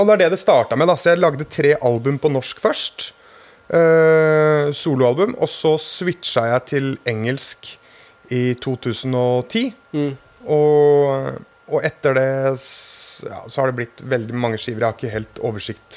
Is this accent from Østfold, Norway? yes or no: no; Hønefoss, Buskerud, Norway; jeg har et kompisband fra min hjemby Hønefoss